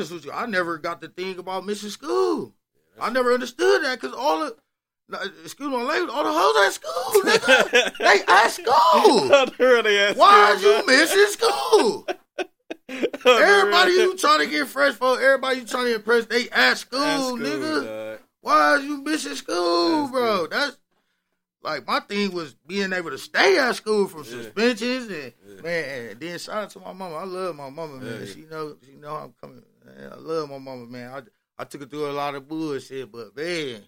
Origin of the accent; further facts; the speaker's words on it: Milwaukee, Wisconsin, United States; growing up in Milwaukee